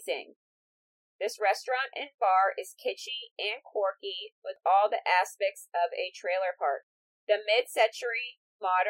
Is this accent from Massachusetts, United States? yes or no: yes; near Cumberland, Rhode Island, Massachusetts, United States; my hometown in Massachusetts